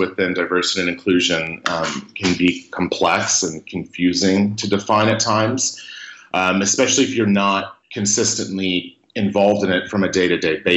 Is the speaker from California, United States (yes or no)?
yes; Mariposa, California, United States; I grew up in Mariposa, California